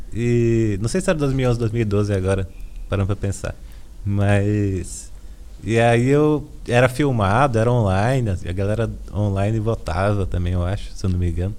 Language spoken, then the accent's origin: Portuguese; Valparaíso de Goiás, Brazil; moved away as an adult; also born or lived in Brasília; now in São Paulo, Brazil; Sim, cresci lá, assim, na real não é Brasília, né? Eu sempre gosto de destacar isso. É ao paraíso de Goiás.